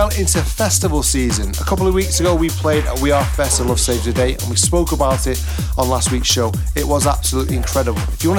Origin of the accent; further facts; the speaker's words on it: Manchester, North West England, United Kingdom; we're from Manchester